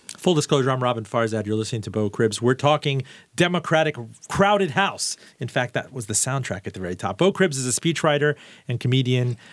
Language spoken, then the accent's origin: English; Miami, Florida, United States; I'm from Miami.